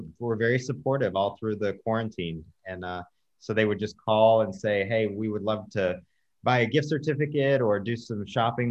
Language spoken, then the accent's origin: English; West Texas, United States; now in Lake Forest, United States; I grew up in a rural town in West Texas. So I'm a long way from home.